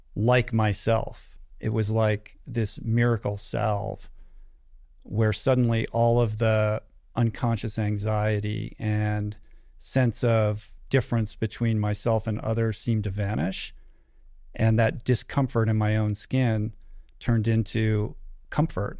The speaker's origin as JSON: {"language": "English", "town": "Washington", "region": "District of Columbia", "country": "United States", "tie": "born or raised there", "also_born_or_lived": "California", "moved": "as an adult", "said": "I grew up in Washington, D C, so traveled three thousand miles away to go to school"}